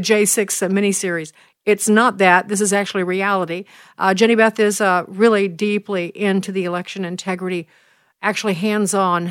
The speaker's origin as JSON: {"language": "English", "town": "Chicago", "region": "Illinois", "country": "United States", "tie": "born or raised there", "said": "Chicago, my hometown"}